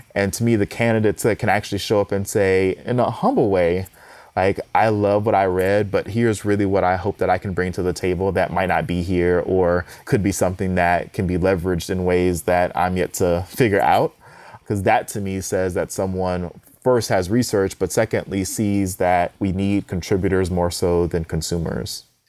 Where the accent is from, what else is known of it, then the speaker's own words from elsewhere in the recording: Houston, Texas, United States; I'm from Houston